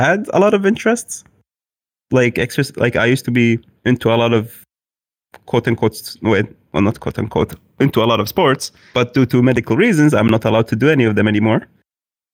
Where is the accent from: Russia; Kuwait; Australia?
Kuwait; I am from Kuwait.